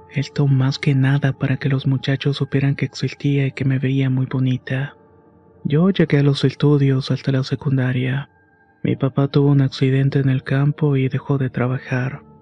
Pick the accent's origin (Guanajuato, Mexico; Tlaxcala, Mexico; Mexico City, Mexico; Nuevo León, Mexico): Tlaxcala, Mexico; born there; Yo nací en un pueblo cerca de Tlaxcala y desde ahí se marcó mi destino. Mis padres fueron como cualquiera del pueblo.